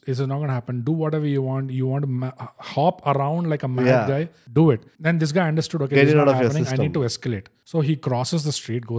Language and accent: English; India; Being an Indian.